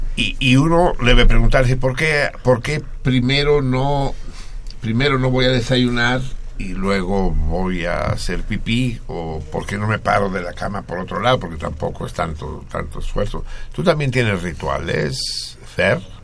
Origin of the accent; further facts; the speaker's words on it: Mexico City, Mexico; soy Tenochca. Soy habitante de la gran, gran Tenochtitlán.